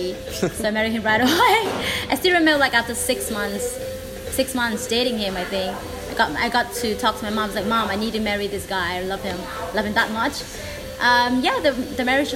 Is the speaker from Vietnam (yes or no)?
yes; Hanoi, Vietnam; also born or lived in Ho Chi Minh City; I'm from Hanoi. I was born there. Used to live in Ho Chi Minh City for 3 years